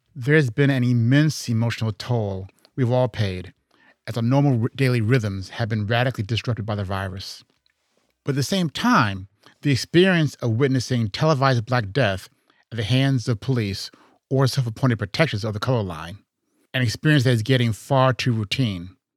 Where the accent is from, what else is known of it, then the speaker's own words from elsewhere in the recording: Chicago, Illinois, United States; also born or lived in Houston; I'm from Chicago